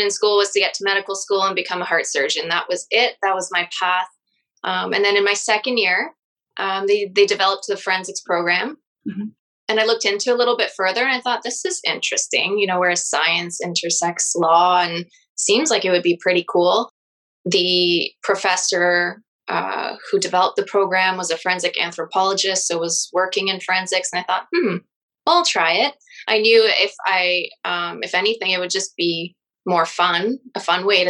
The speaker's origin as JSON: {"language": "English", "town": "Chelmsford", "region": "Ontario", "country": "Canada", "tie": "born or raised there", "also_born_or_lived": "Sudbury, Ontario", "said": "I grew up in Chelmsford"}